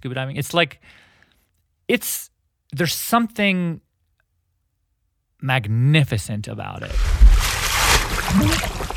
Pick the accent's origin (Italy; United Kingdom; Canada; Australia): Canada; outside Toronto, Ontario; I grew up outside Toronto